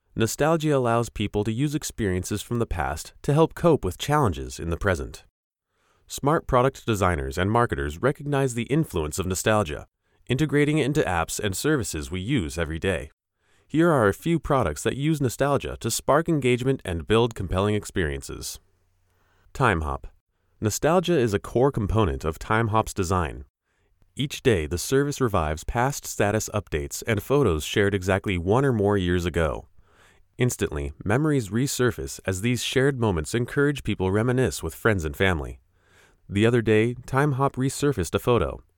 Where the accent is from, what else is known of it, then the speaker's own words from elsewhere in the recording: Eugene, Oregon, United States; moved away; I visited my hometown